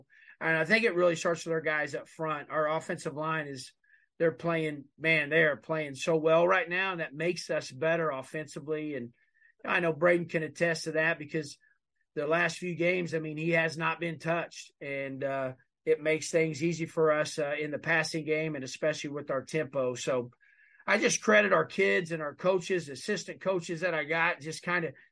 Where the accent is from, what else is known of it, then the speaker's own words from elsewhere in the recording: Eastern Oklahoma, United States; moved away; we're both from Oklahoma